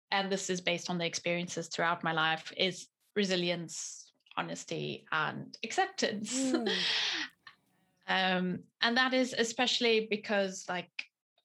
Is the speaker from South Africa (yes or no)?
yes; South Africa; moved away as an adult; now in Teesside, United Kingdom; I was born in South African nationality